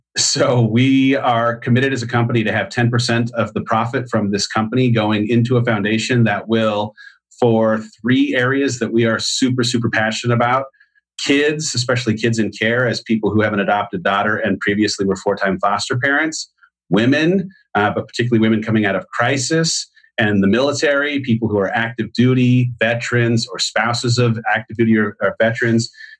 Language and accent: English; San Clemente, California, United States; now in Austin, United States; San Clemente, California.